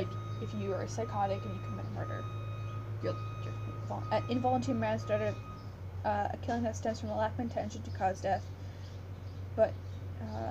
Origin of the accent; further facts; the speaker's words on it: Canada; I'm Canadian